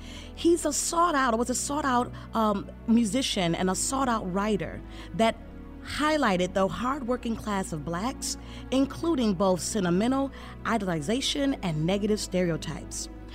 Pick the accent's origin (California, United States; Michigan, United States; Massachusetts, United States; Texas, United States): Michigan, United States; Flint; I'm from Flint as well.